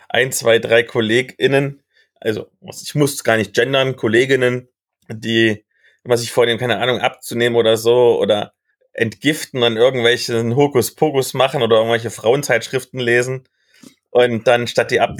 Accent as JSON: {"language": "German", "region": "Saxony-Anhalt", "country": "Germany", "said": "ich komme ja aus dem Kreis Mansfeld-Südharz, der ja quasi an Halle angrenzt."}